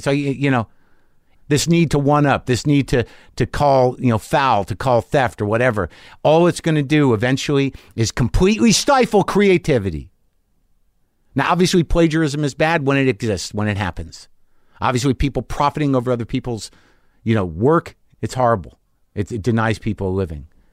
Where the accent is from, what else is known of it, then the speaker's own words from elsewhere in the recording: New Mexico, United States; I grew up in New Mexico